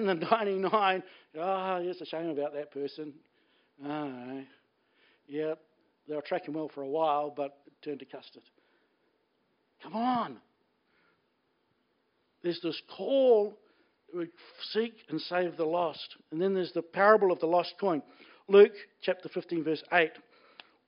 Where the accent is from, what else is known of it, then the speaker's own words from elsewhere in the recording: Blenheim, Marlborough, New Zealand; I grew up in Blenheim